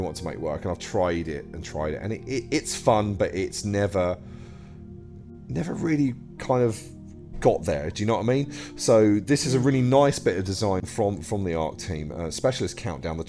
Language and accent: English; England, United Kingdom; I'm English